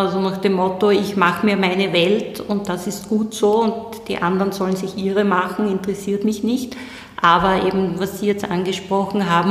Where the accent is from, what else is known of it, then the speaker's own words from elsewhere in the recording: Styria, Austria; ich wollte Richterin werden, hatte in Graz studiert, ich bin aus der Steiermark